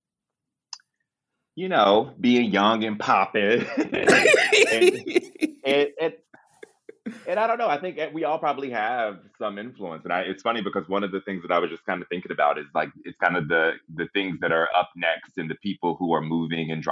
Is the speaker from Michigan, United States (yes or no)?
no; Kentucky, United States; moved away as an adult; also born or lived in Los Angeles; I'm from Kentucky